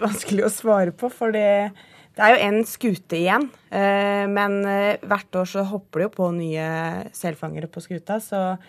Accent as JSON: {"language": "Norwegian", "region": "Southern Norway", "country": "Norway", "moved": "as an adult", "said": "jeg er jo søring"}